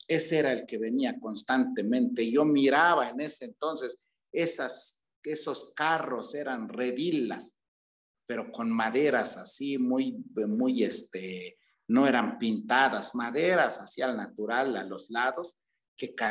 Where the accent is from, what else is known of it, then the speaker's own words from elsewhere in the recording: Mitla, Oaxaca, Mexico; Bueno, mire, en esa época que yo fui niño, el pueblo era, era muy hermoso, estaba muy bonito, un pueblo muy típico, cercos de cactus, casas de adobe, casas de, paja